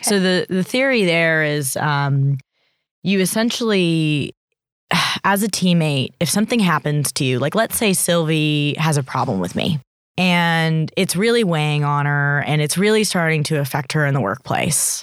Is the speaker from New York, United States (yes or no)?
no; Bay Area, California, United States; now in Australia; I grew up in California in the Bay Area, um, in Silicon Valley